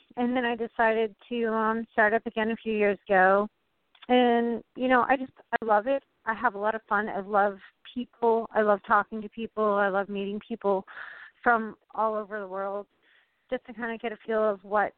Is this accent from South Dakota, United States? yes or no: no; Vermont, United States; I'm from Vermont